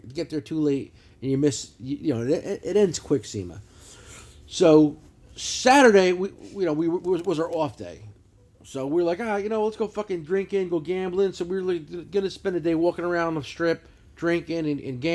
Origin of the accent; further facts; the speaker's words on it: New Jersey, United States; I'm a douchebag from New Jersey